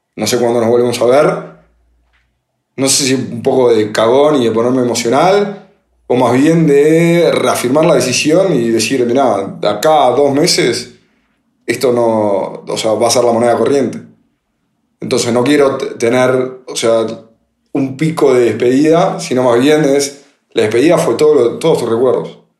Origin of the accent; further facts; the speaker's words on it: Buenos Aires, Argentina; moved away; en Buenos Aires, yo soy de ahí